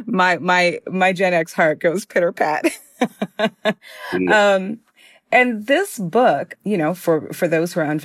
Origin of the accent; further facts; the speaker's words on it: Minneapolis, Minnesota, United States; I'm from Minneapolis.